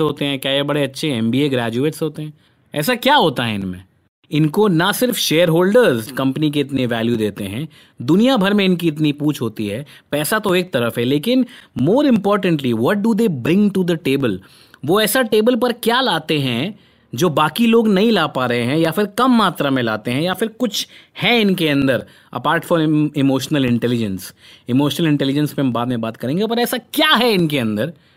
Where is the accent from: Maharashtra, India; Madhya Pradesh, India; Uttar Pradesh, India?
Uttar Pradesh, India; Kanpur; moved away; मैं तो भाई कानपुर से आया हुआ एक सीधा साधा लड़का था